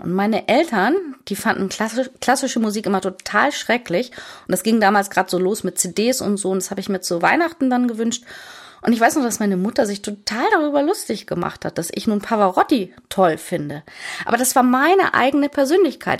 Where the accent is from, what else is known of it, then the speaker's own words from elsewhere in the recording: Hamburg, Germany; moved away as an adult; Ich bin Hamburgerin